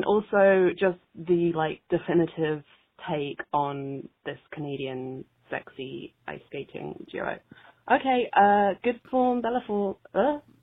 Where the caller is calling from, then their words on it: London, United Kingdom; I'm calling from London in the UK.